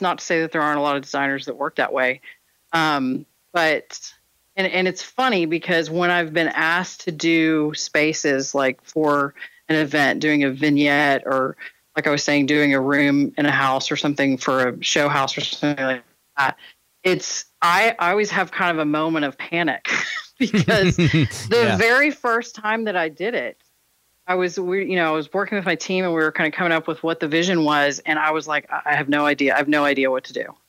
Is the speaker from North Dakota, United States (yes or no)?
no; Texas, United States; I'm born and raised in Texas